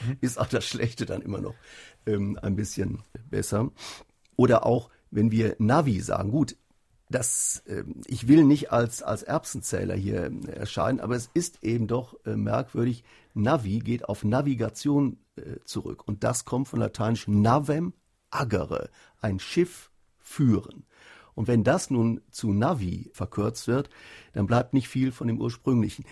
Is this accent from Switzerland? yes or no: no; North Rhine-Westphalia, Germany; in Nordrhein-Westfalen, wo ich herkomme